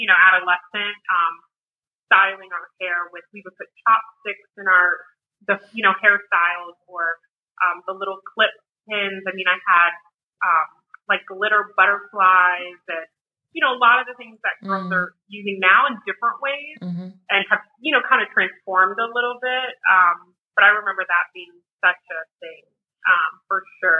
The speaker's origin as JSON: {"language": "English", "town": "New Orleans", "region": "Louisiana", "country": "United States", "tie": "born or raised there", "said": "growing up in New Orleans"}